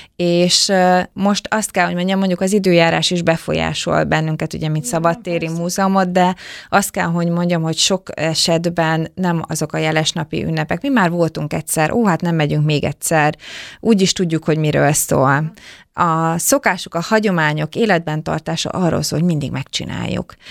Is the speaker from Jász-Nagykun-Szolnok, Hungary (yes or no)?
no; Döge, Szabolcs-Szatmár-Bereg, Hungary; a hatalmas nagy 1100 férőhelyes dögei református templom